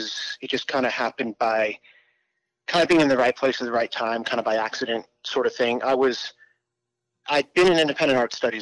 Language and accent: English; England, United Kingdom; also born or lived in Arizona, United States / Italy; I moved around my entire life, but I was actually born in Arizona, but I grew up in England and spent most of my childhood there.